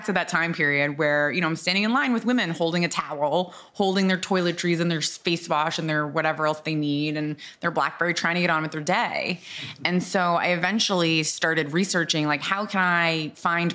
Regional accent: Boston, Massachusetts, United States; moved away as an adult; also born or lived in New Orleans; I grew up in Boston

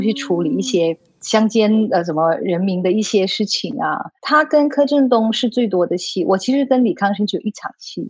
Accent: Kedah, Malaysia; moved away; 我小的时候 在马来西亚一个小镇长大。嗯。我长大的那个小镇，呃，那个州叫米都之乡，就是嗯。产米的哦，很多稻田哇

